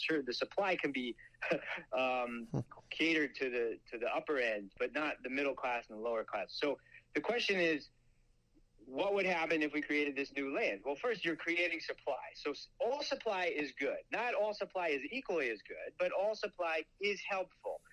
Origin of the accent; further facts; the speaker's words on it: Long Island, New York, United States; I would grow up on Long Island